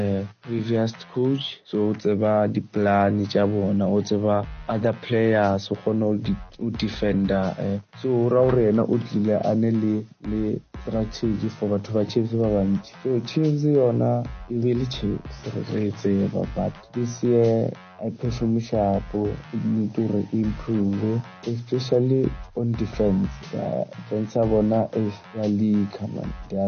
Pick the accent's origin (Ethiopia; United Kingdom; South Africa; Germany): South Africa; English is a second language; When I was from South Africa, I know good that is about many of us